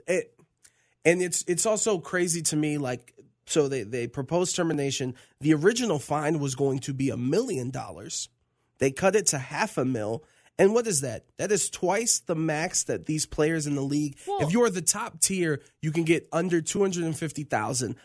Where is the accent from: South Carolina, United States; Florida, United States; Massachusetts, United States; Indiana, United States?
Florida, United States; Tampa; growing up in Tampa, Florida, around the lake and being chased by an alligator